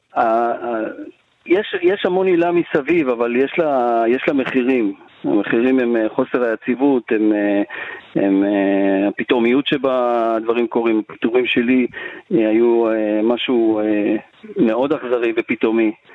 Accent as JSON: {"language": "Hebrew", "town": "Yehud", "region": "Central District", "country": "Israel", "tie": "born or raised there", "said": "גדלתי ביהוד"}